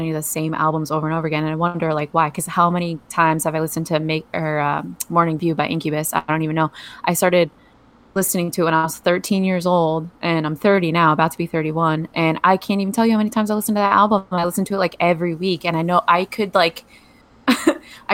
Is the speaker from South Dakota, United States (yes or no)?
no; New Jersey, United States; moved away as an adult; also born or lived in Colorado; now in Maui, United States; I'm from New Jersey. Very proud to be from New Jersey. It's got a lot to do with me as a human. I grew up there.